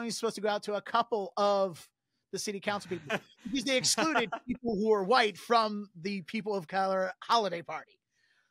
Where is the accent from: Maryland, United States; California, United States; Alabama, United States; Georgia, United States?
Maryland, United States; Baltimore; moved away as an adult; now in Boston, United States; I was born and raised here in Baltimore